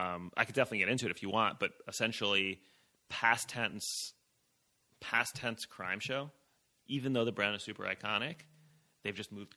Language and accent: English; Brooklyn, New York, United States; moved away as an adult; also born or lived in San Francisco; I'm a Brooklyn guy.